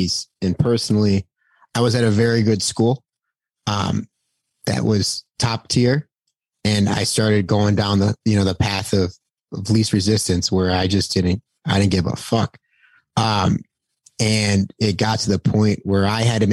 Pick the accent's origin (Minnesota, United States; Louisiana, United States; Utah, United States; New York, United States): New York, United States; Buffalo; being from Buffalo, New York